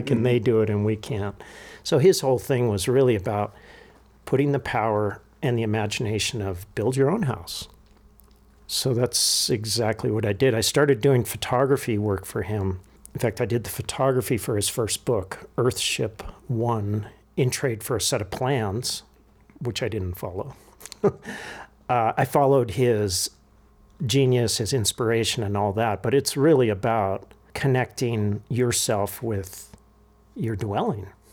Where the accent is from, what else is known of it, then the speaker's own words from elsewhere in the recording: Santa Monica, California, United States; also born or lived in Pacific Palisades / Malibu; now in Taos, United States; born in, um, in Santa Monica. and we lived in the Palisades